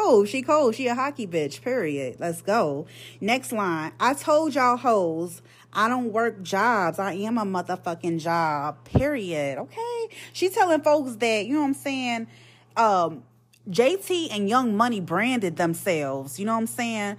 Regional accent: Chicago, Illinois, United States; I'm from Chicago

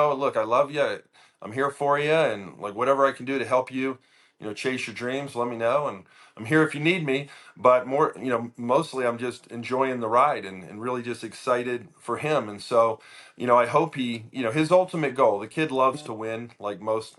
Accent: North Carolina, United States; I grew up in North Carolina.

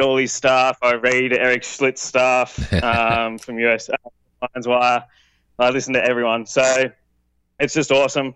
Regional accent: Melbourne, Victoria, Australia; I'm from Australia, so in Melbourne, Australia

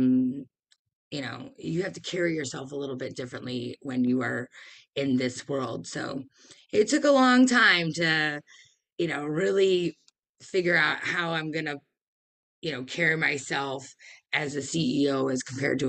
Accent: Detroit, Michigan, United States; I'm from Detroit. This is the Motor City.

